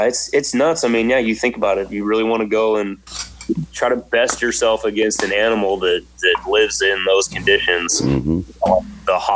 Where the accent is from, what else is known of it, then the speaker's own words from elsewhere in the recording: Redding, California, United States; now in Santa Rosa, United States; I'm in Santa Rosa now, and I grew up in Redding